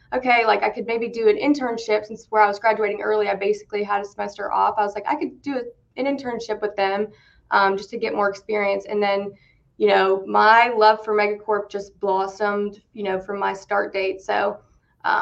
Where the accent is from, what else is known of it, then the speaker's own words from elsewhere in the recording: West Virginia, United States; accent: country twang; moved away as an adult; now in Cincinnati, United States; born and raised in West Virginia. So if you hear a little bit of a country twang, as they call it here in Cincinnati, that's why.